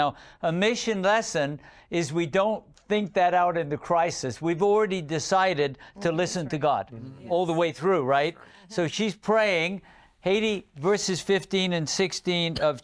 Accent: England, United Kingdom; I grew up in England

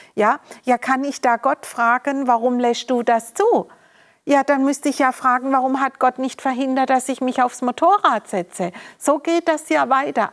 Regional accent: Germany; wurde ich in Deutschland geboren

